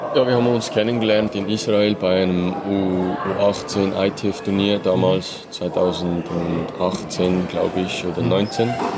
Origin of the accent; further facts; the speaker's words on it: Möhlin, Aargau, Switzerland; ich war damals beim F C Möhlin. Mhm. Also das ist in meinem, in meinem Dorf, also in meiner Heimat